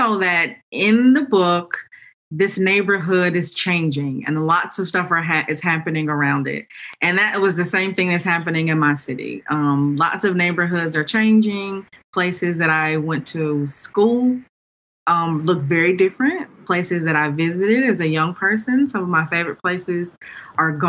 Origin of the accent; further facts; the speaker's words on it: Charlotte, North Carolina, United States; my hometown, which is Charlotte, North Carolina.